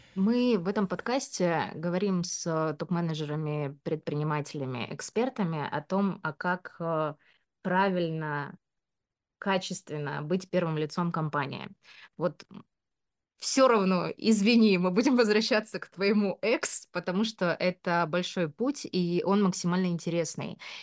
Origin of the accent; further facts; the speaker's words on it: Omsk, Omsk Oblast, Russia; moved away; Я там родилась э, в Омске, и наоборот, э, знаешь, очень сильно хотела из этого Омска выбраться. Когда я была маленькая